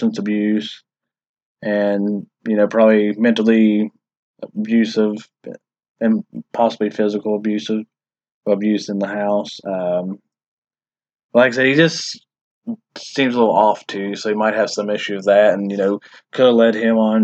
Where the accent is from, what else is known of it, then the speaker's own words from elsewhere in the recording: West Virginia, United States; we're from West Virginia